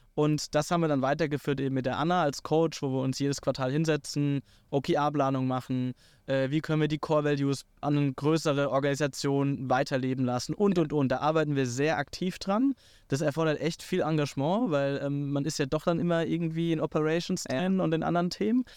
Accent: Hockenheim, Baden-Württemberg, Germany; ich komme aus Hockenheim, aus der, aus der Formel 1-Stadt äh, äh, Deutschlands

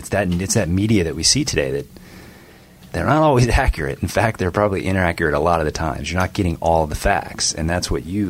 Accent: Canton, Illinois, United States; now in Ohio, United States; I'm originally from Canton. I'm not talking about Ohio. Talking Canton, Illinois.

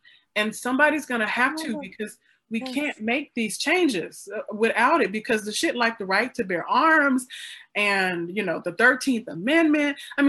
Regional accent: the South, United States; I grew up in the South. My grandpa had guns.

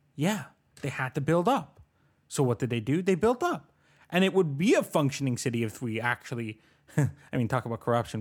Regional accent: Richmond Hill, Ontario, Canada; also born or lived in Bogotá, Colombia; I grew up in Oak Ridges, but I'm originally from Bogotá, Colombia

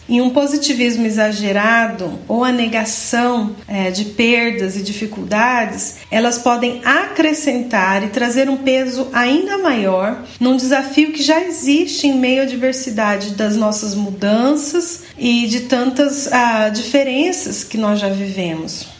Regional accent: Brazil; moved away as an adult; minha infância e minha adolescência foi vivida unicamente no Brasil

